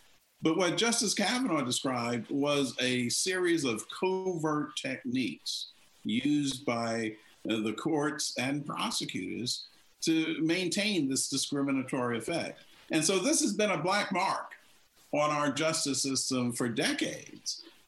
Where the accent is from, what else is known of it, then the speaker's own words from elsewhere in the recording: North Carolina, United States; In my home state of North Carolina